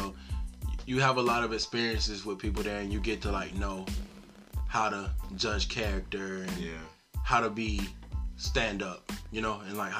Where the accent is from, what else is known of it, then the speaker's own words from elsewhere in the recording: Thomasville, Georgia, United States; I'm from Thomasville, Georgia, man. Come 229, man.